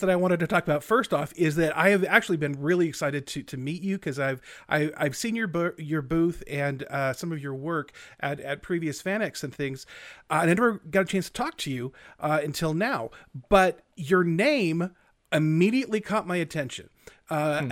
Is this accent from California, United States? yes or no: yes; Central Valley, California, United States; now in Utah, United States; spent many of our formative years growing up in California, mm-hmm. especially in the Central Valley there